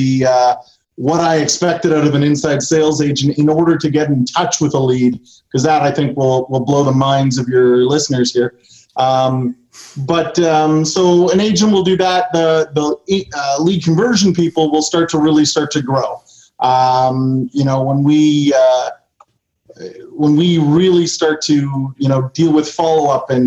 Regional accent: Canada; I'm Canadian

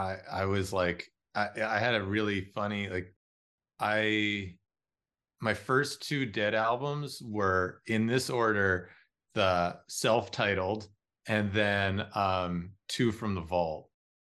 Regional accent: Los Angeles, California, United States; I'm from Los Angeles and I'm out in the desert

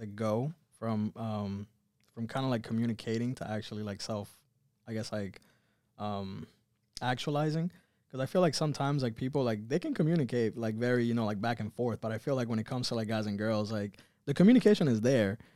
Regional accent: Miami, Florida, United States; moved away as an adult; also born or lived in Cuba / California; I'm originally from Cuba, grew up here in Miami

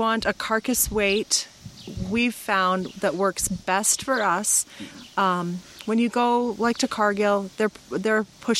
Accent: Youngstown, Alberta, Canada; Youngstown, which is out eastern Alberta, almost on the Saskatchewan border.

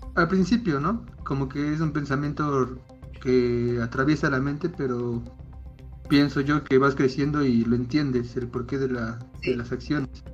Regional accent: Puebla, Mexico; soy de México, más exactamente en Puebla, que está por el centro de México más o menos

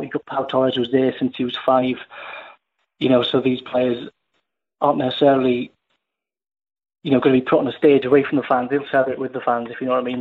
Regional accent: Cardiff, Wales, United Kingdom; moved away as an adult; My sort of my hometown club was Cardiff

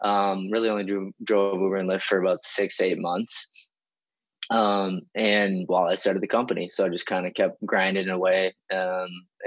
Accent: Wisconsin, United States; I'm originally born and raised in Wisconsin

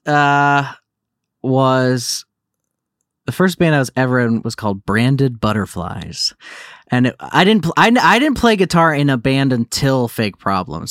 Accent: Naples, Florida, United States; also born or lived in Livonia, Michigan; now in Los Angeles, United States; I was born in Michigan, but yeah, I'm, uh, I, I grew up, I spent most of my formative years in Naples, Florida

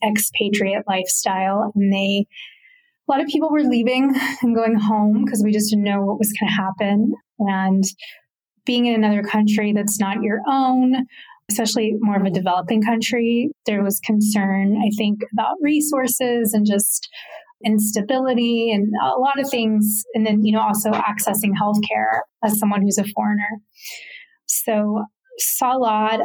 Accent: Florida, United States; moved away as an adult; now in Playa del Carmen, Mexico; I am originally from Florida. I basically lived all over Florida at this point, from the Panhandle to Central Florida and Miami.

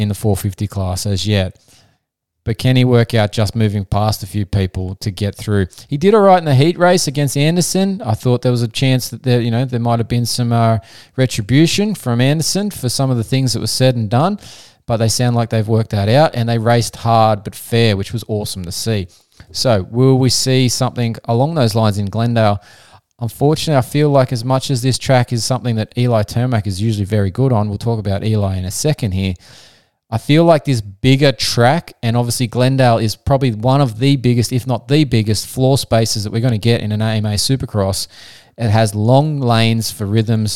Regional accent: Australia; as an Aussie

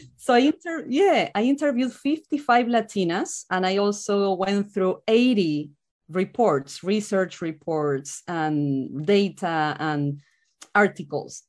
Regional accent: Argentina; moved away as an adult; now in United States; I'm from Argentina

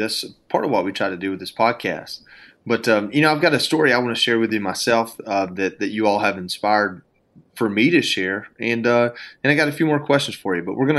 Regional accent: Georgia, United States; also born or lived in Washington, D.C.; I'm from Georgia, and I think we were talking before we started here, for every R that you may not use, I'll probably use an extra one.

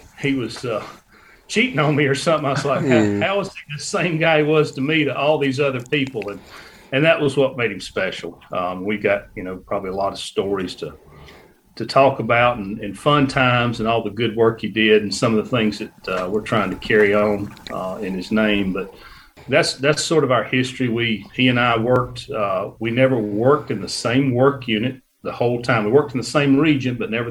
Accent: Northeast Georgia, United States; I grew up in Northeast Georgia

